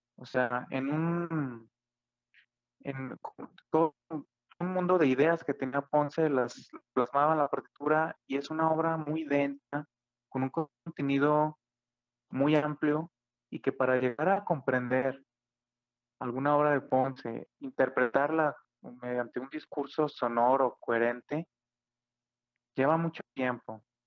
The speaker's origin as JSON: {"language": "Spanish", "region": "Aguascalientes", "country": "Mexico", "tie": "born or raised there", "moved": "as an adult", "said": "yo nací en Aguascalientes en el año de 1990"}